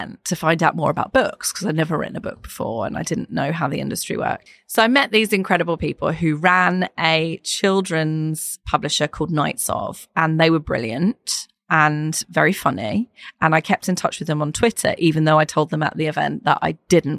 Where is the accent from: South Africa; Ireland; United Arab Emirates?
Ireland; I'm Irish, so we have a huge family